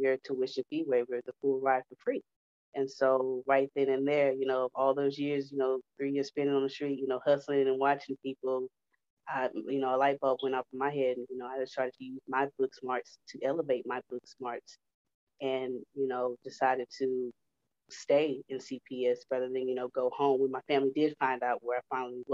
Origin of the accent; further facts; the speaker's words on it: Houston, Texas, United States; I grew up in Houston, you know, I'm 30 years old